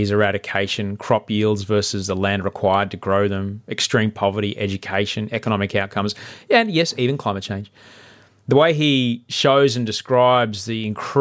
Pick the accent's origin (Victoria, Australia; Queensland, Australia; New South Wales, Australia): Queensland, Australia; Brisbane; my hometown of Brisbane